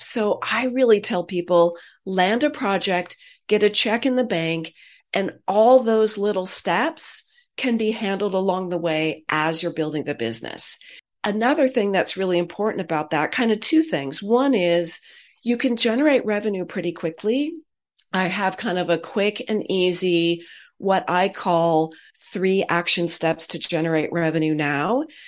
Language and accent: English; Silicon Valley, California, United States; I'm a Silicon kid. I grew up in Silicon Valley.